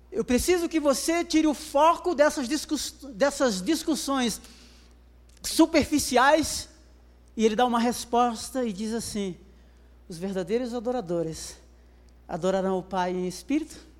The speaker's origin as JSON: {"language": "Portuguese", "country": "Brazil", "said": "E ele percebeu o meu sotaque e perguntou de onde eu era. Eu falei que sou brasileiro"}